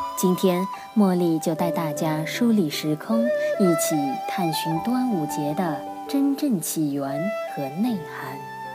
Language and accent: Chinese; China; 我们中国人